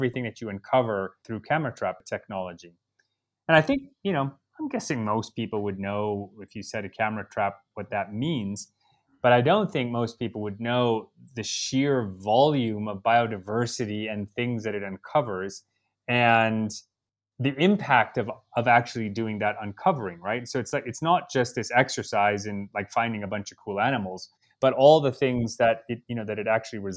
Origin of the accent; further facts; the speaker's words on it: Chicago, Illinois, United States; moved away as an adult; also born or lived in Argentina; now in Kenya; I grew up in Chicago, which wouldn't necessarily equate to, you know, exposure to a lot of wildlife, but I also grew up in this suburb that had a lot of woods.